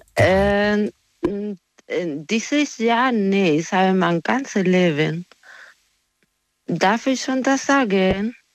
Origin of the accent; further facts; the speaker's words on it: Spain; German is a second language; moved away as an adult; now in Germany; ich bin Spanierin